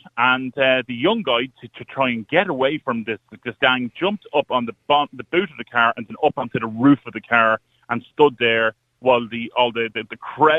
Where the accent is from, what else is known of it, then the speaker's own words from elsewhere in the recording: Ireland; I'm not from Dublin Ridge, I'm from the country.